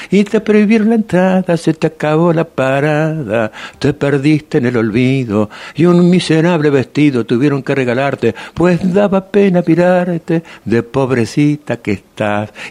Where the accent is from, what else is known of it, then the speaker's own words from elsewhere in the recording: Montevideo, Uruguay; born there; nacido em Uruguai em Montevideo, e minha madre era nacida na Argentina, en Buenos Aires. Entonces yo soy rioplatense